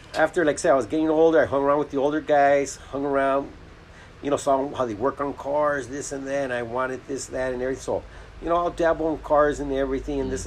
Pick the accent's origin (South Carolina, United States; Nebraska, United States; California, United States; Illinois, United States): California, United States; Los Angeles; I grew up in Boyle Heights